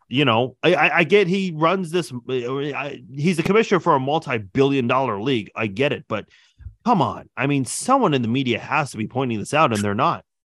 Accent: Iran; moved away; I'm originally from Iran

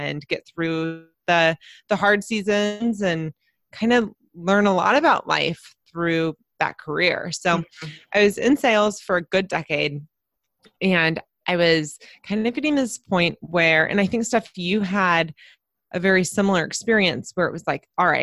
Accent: San Diego, California, United States; I live in San Diego, California, and I'm actually from San Diego. So there's not many of us that are full on natives.

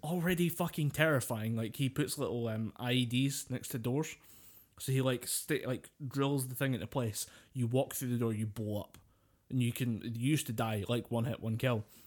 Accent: United Kingdom; we're British, we've grown up with a kinda folklore

